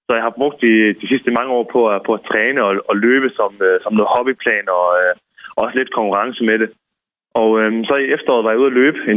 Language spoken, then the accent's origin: Danish; Esbjerg, Southern Denmark, Denmark; now in Copenhagen, Denmark; København, øh, hvor jeg bor i dag. Så jeg er født og opvokset i Esbjerg